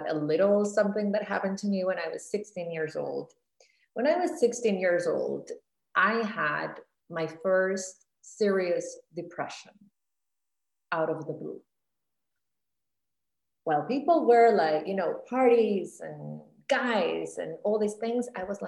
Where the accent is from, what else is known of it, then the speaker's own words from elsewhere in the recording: Costa Rica; moved away as an adult; also born or lived in Miami / New York; I grew up in Costa Rica